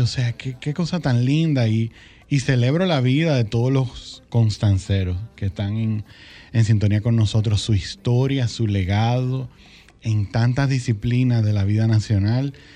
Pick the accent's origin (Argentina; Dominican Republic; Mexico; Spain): Dominican Republic; Santiago de los Caballeros, Santiago; moved away; also born or lived in Santo Domingo; yo crecí en Santiago, vinimos a la capital